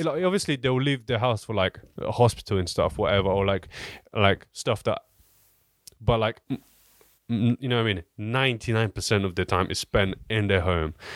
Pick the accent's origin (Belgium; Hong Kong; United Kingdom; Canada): United Kingdom; Southampton, South East England; I'm from Southampton